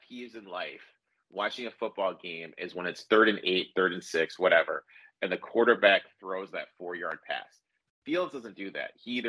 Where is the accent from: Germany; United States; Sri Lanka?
United States; Detroit, Michigan; also born or lived in Chicago area; now in Chicago, United States; I live in the Chicago area, but because I'm from Michigan, from Detroit